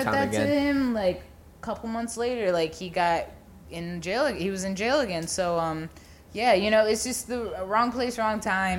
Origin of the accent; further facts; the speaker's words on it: Florida, United States; growing up in Florida is just, like, there's all, and, like, growing up Jamaican